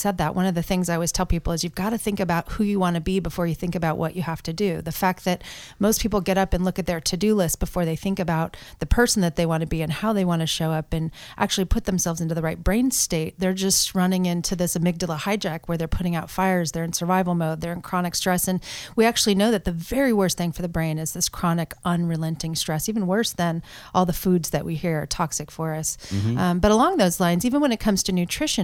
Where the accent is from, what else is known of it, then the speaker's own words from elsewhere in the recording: Portland, Oregon, United States; moved away as an adult; also born or lived in Pennsylvania; born and raised in Portland, Oregon